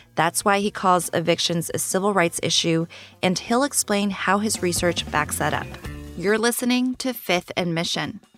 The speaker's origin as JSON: {"language": "English", "town": "San Pablo", "region": "California", "country": "United States", "tie": "born or raised there", "said": "San Pablo, which is actually my hometown"}